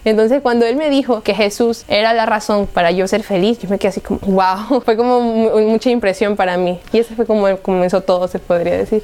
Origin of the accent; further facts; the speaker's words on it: Guayaquil, Guayas, Ecuador; soy de Ecuador, de la ciudad de Guayaquil y tengo 20 años